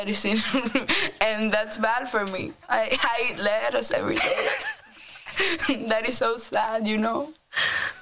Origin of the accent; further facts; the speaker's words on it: Dominican Republic; moved away; I'm from the Dominican Republic